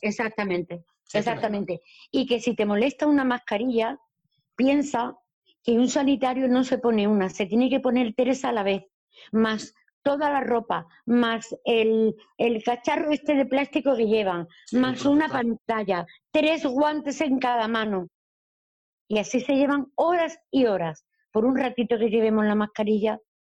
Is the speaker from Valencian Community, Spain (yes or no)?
no; Andalusia, Spain; soy andaluza.